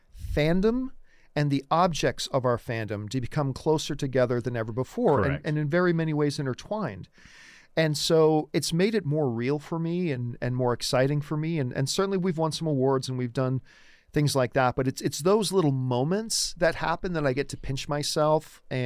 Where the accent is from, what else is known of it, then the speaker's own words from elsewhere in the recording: Canada; I'm Canadian